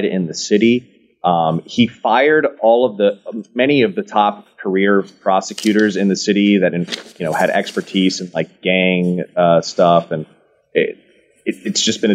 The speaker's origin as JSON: {"language": "English", "town": "San Francisco", "region": "California", "country": "United States", "tie": "born or raised there", "moved": "as an adult", "lives_now": "Texas, United States", "said": "I was born and raised in San Francisco."}